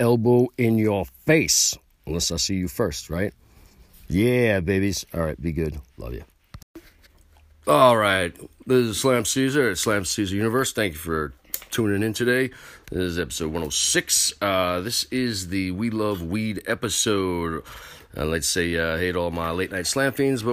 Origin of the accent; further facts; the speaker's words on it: New York, United States; And I'm from New York.